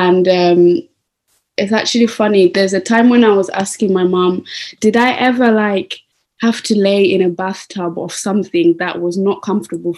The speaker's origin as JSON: {"language": "English", "country": "Zimbabwe", "tie": "born or raised there", "said": "I was born in Zimbabwe."}